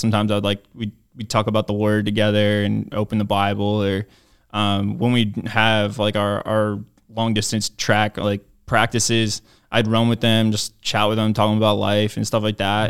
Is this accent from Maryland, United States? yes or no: yes; Maryland, United States; I grew up in Maryland